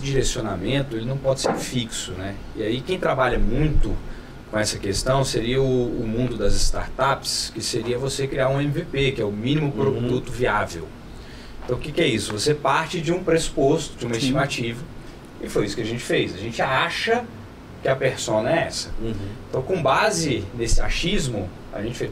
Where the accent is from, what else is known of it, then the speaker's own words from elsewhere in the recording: São Paulo, Brazil; now in Brasília, Brazil; Eu não sou brasiliense, eu nasci em São Paulo, sou paulistano, mas moro aqui há muitos anos